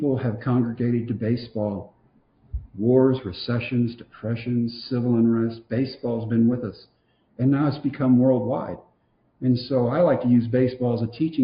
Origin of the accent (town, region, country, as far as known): Texas, United States